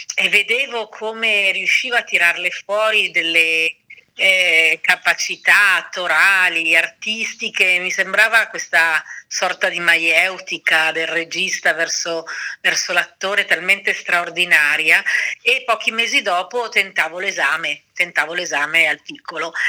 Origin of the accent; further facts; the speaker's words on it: Milan, Lombardy, Italy; moved away; io sono di Milano